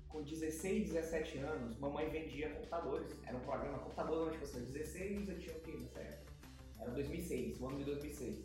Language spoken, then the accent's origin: Portuguese; São Luís, Maranhão, Brazil; born or raised there; also born or lived in São Paulo / Vitorino Freire